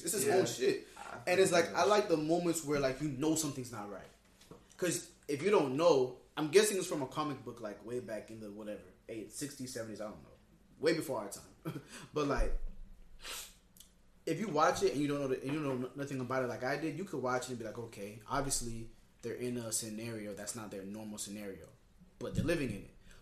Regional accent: Haiti; I'm not American, I'm really Haitian

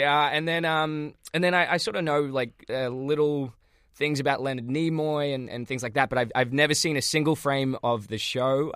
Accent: Australia; growing up in Australia

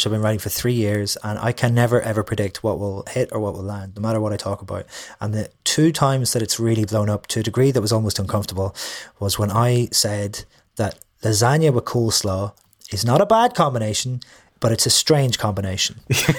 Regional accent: Derry, Northern Ireland, United Kingdom; lots of things that I think are universal tend to be just because I'm from Ireland or just because I'm from Derry.

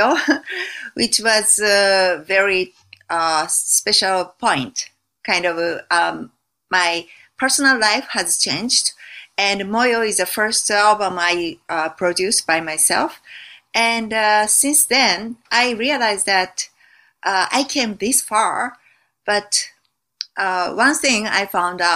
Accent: Japan; I was raised in Japan

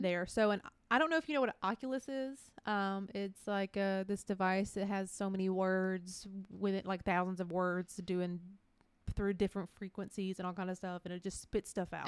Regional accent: middle Georgia, United States; we did live in, like, middle Georgia as children

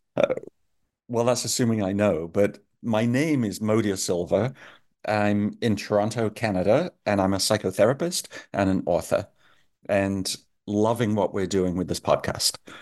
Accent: England, United Kingdom; I'm from England

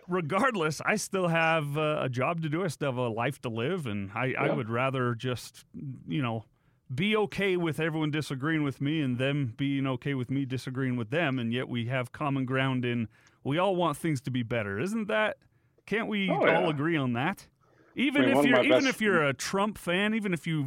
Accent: United States; we as an American people

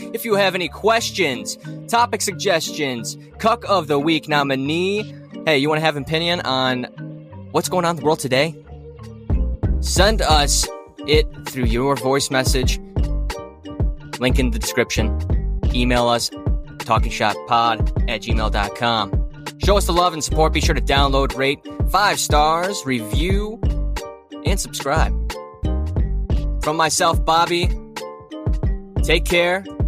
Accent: Ohio, United States; moved away as an adult; I moved from Ohio about four years ago

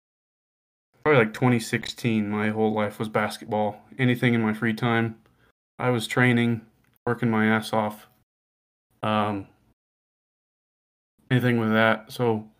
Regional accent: Western Colorado, United States; growing up in Western Colorado

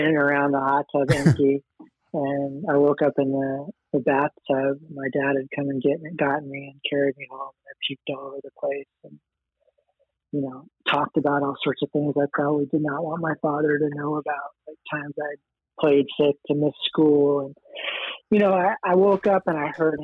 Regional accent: Los Angeles, California, United States; also born or lived in Queens, New York; we moved a bunch of times by the time I was five and ended up in LA around there

